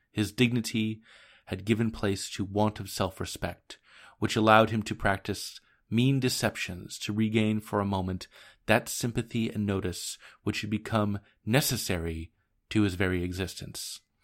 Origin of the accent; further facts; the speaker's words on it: Portland, Oregon, United States; Portland, Oregon, my hometown